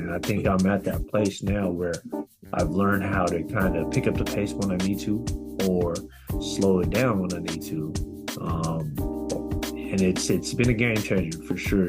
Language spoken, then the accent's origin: English; Bay Area, California, United States; my hometown of the Bay Area